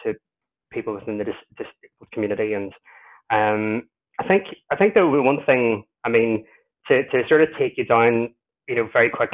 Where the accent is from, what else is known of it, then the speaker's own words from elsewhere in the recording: Ireland; I'm Irish